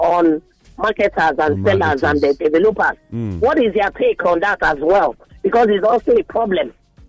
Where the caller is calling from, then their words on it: Lekki, Lagos, Nigeria; I'm calling you from Lekki.